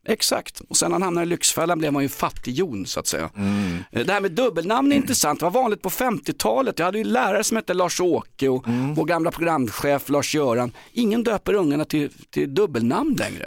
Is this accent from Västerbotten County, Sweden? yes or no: no; Stockholm, Stockholm County, Sweden; från Vällingby, Dulles Army där jag växte upp